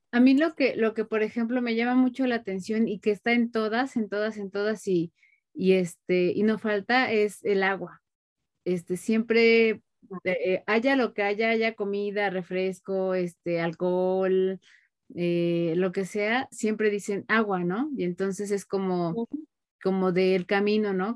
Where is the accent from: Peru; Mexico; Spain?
Mexico; como mexicanos